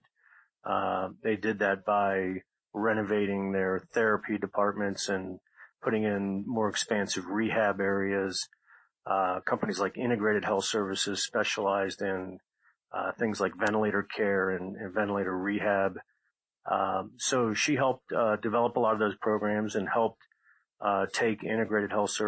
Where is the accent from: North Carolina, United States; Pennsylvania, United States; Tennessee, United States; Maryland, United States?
Maryland, United States; Montgomery County; I grew up in Montgomery County, Maryland, in a nice neighborhood there